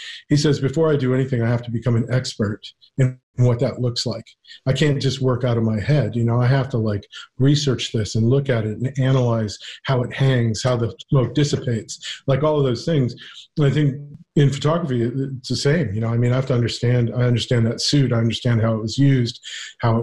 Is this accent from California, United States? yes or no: yes; Ventura County, California, United States; moved away as an adult; also born or lived in New York; growing up in Ventura County, rural Ventura County